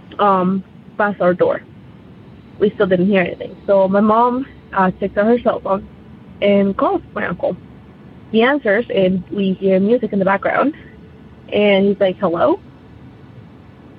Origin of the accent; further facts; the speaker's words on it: Colombia; now in United States; I am not originally from the United States, and I actually had my experience back in Colombia. That's where I'm from